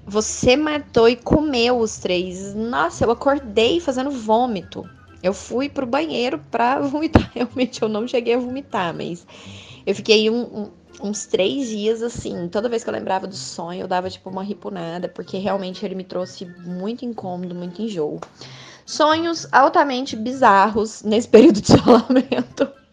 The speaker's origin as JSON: {"language": "Portuguese", "town": "Uberlândia", "region": "Minas Gerais", "country": "Brazil", "said": "eu sou de Uberlândia"}